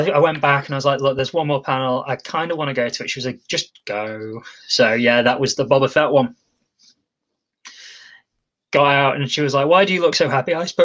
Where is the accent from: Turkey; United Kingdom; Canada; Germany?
United Kingdom; Lincoln, East Midlands; in my hometown